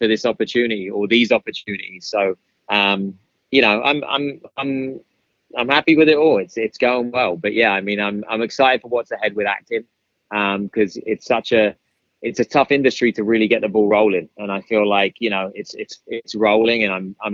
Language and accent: English; United Kingdom; accent: British; My British accent